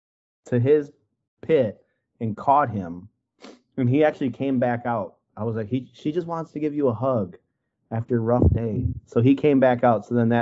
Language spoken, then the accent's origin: English; Wisconsin, United States; I'm from Wisconsin.